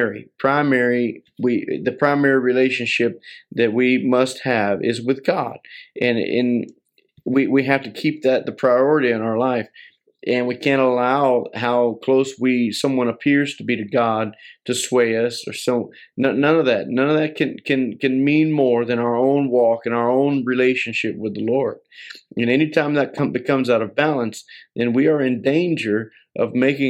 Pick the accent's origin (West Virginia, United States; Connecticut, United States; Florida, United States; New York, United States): Florida, United States; near Winter Haven; moved away as an adult; also born or lived in South Carolina; We went from South Carolina back to Winter Haven, Florida. This was near my wife's and my hometown